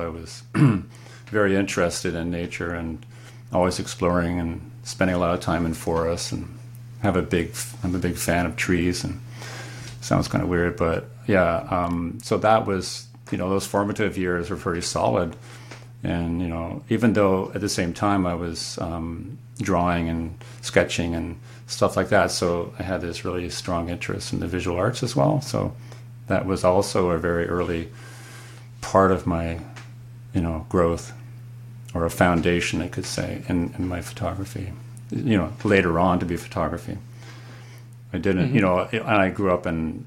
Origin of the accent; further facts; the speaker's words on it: Canada; also born or lived in Kingston, Ontario; I'm from Canada. I live in Kingston, a small city on Lake Ontario